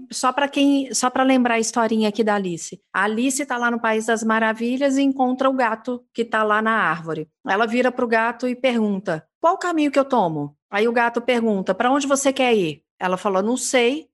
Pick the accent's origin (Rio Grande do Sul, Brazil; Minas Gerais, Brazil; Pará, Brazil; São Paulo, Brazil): Minas Gerais, Brazil; accent: mineirismo; eu falo no meu mineirismo